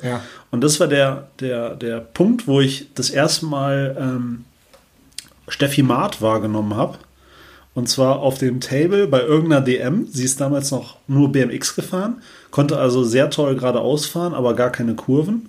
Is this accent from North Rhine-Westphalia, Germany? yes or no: yes; Oberbergischer Kreis, near Gummersbach, North Rhine-Westphalia, Germany; ich komme ja aus dem Oberbergischen Kreis hier bei Gummersbach